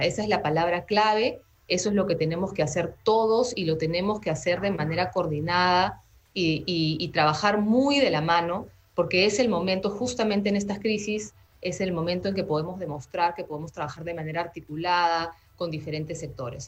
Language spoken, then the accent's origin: Spanish; Peru; como peruanos